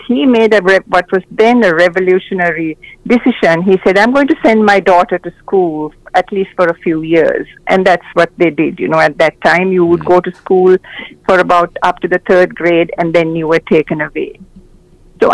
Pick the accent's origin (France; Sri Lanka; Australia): Sri Lanka; moved away as an adult; now in United States; when I was growing up in Sri Lanka.